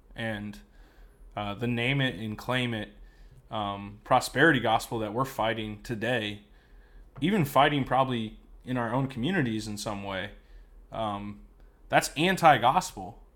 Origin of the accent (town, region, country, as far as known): United States